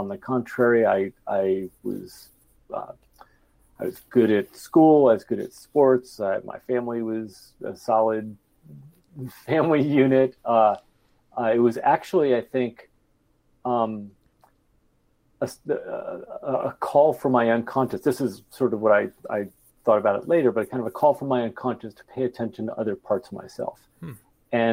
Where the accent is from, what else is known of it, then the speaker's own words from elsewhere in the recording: Bay Area, California, United States; I was growing up in the Bay Area